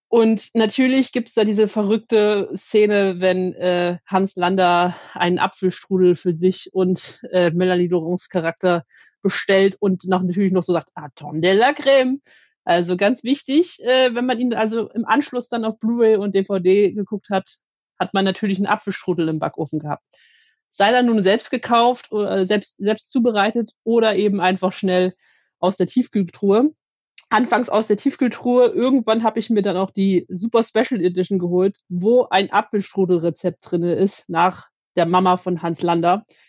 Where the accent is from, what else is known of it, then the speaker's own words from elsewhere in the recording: Leipzig, Saxony, Germany; auf dem Leipziger Weihnachtsmarkt meiner Heimatstadt